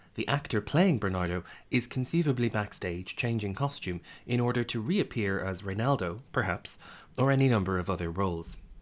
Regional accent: Ireland; Speaking as an Irish person

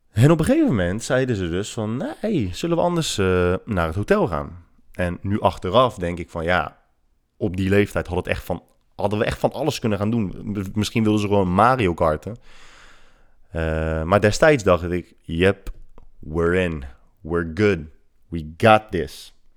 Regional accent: Netherlands; wij uit Nederland komen

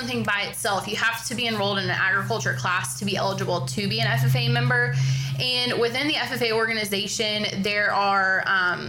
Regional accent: Oklahoma, United States; now in Ocala, United States; I grew up in Oklahoma

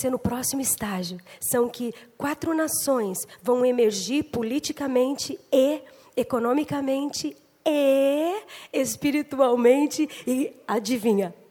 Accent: Brazil; now in United States; nós somos 100% brasileiros, mas o Senhor nos retirou do país já fazem 20 e poucos anos

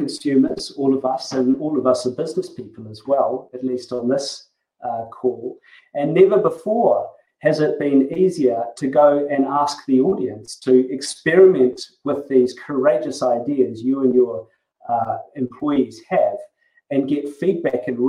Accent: New Zealand; accent: Kiwi; as you may have noticed from my accent, I'm actually a Kiwi

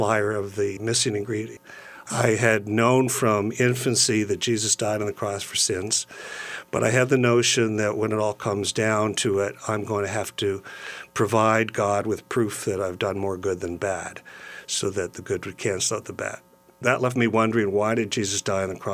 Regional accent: Brockville, Ontario, Canada; now in London, Canada; I grew up in Brockville, Ontario, on the St. Lawrence River.

